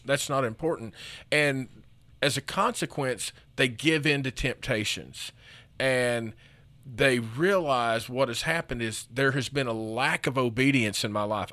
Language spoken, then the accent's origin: English; United States; as an American and as a Christian, you know, I'm taught to be independent